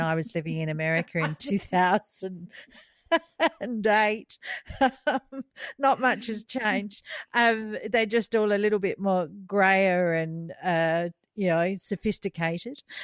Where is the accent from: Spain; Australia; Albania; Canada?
Australia; moved away; also born or lived in United States